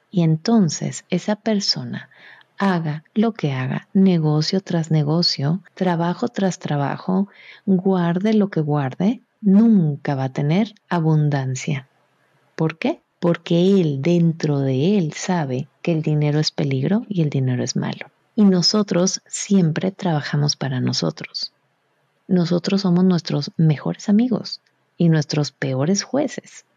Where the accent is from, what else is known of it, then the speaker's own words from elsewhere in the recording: Mexico; yo soy mexicana